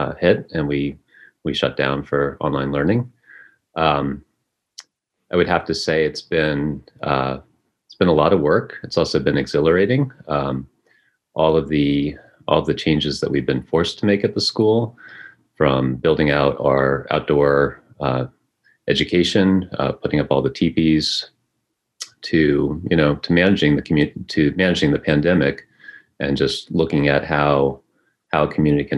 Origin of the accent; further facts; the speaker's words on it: United States; I was born right here in Glens Bay